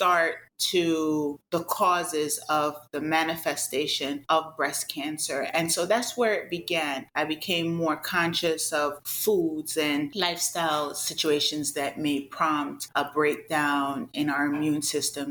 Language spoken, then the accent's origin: English; Jamaica; now in United States; I'm originally from the Caribbean. I'm a native of Jamaica